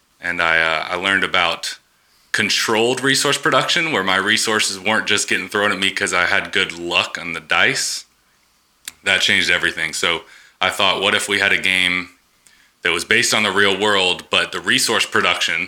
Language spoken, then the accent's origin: English; South Carolina, United States; now in Atlanta, United States; I'm from South Carolina. Now I live in Atlanta